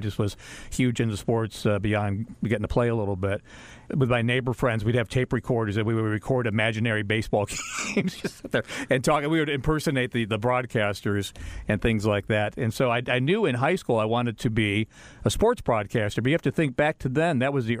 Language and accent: English; Northfield, Ohio, United States; born or raised there; moved away